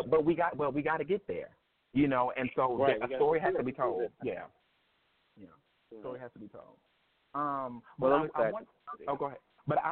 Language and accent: English; the South, United States; I grew up in the South